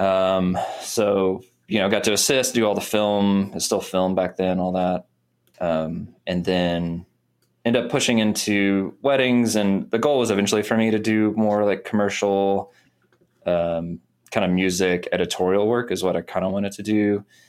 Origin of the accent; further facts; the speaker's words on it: Missouri, United States; moved away as an adult; now in Nashville, United States; I grew up in Missouri